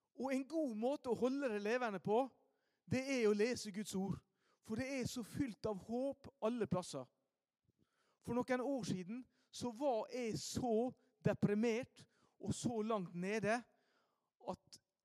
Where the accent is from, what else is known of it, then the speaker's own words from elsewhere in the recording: Ålesund, Møre og Romsdal, Norway; Hjemme i Ålesund